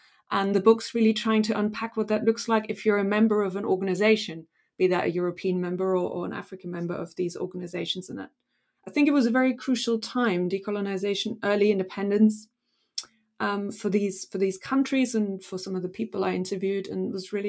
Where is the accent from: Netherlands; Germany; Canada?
Germany; born there; English is a second language; I was in Germany at the time. I was born in Germany, and a lot of the history was obviously around the Nazi period.